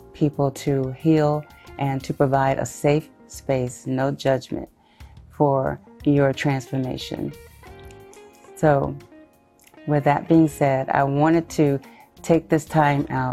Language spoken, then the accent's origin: English; Shreveport, Louisiana, United States; also born or lived in Houston, Texas; I am originally from Houston, Texas, but was raised in Shreveport, Louisiana